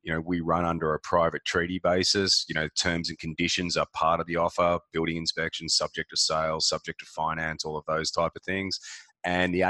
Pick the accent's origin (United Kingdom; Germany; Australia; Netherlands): Australia; Melbourne, Victoria; also born or lived in Gold Coast; Melbourne, in the eastern suburbs, outer eastern suburbs of Melbourne. So I've always been a suburban boy